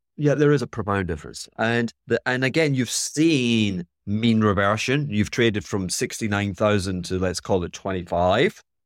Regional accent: Scotland, United Kingdom; I'm being Scottish

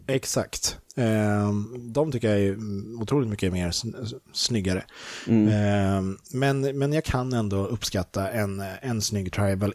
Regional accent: Sweden; also born or lived in England; jag är svensk

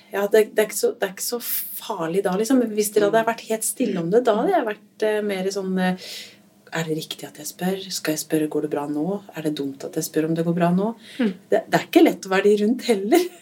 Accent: Hallingdal, Buskerud, Norway; Nå kommer jeg fra Hallingdal

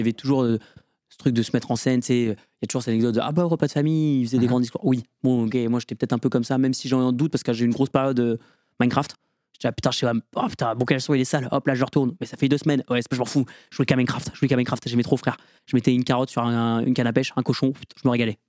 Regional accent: Lorraine, Grand Est, France; moved away as an adult; also born or lived in Metz; now in Villejuif, France; J'habite à Villejuif et je viens de Lorraine

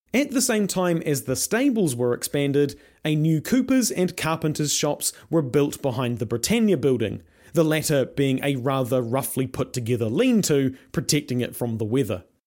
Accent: Invercargill, Southland, New Zealand; moved away as an adult; also born or lived in Dunedin; I grew up in Invercargill

